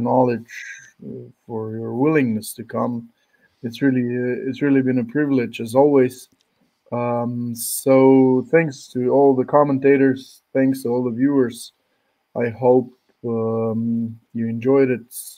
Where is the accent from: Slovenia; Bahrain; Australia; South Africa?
Slovenia; I'm from Slovenia